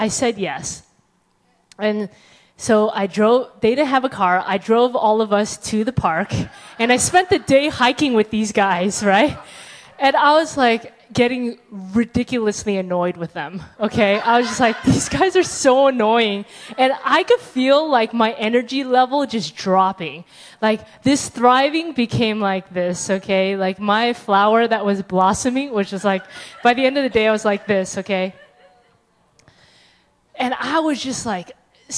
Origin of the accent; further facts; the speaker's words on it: California, United States; I'm from California